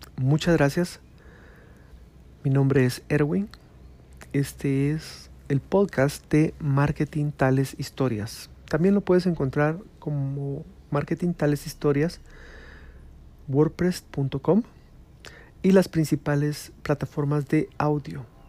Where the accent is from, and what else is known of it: Guatemala